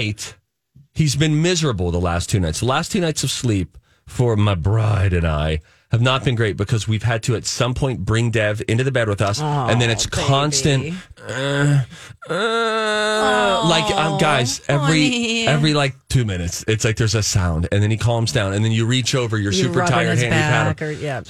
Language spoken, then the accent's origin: English; Pennsylvania, United States; moved away; I'm from Pennsylvania